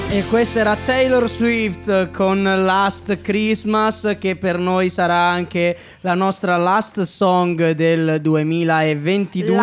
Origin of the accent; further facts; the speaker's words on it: Liguria, Italy; sono ligure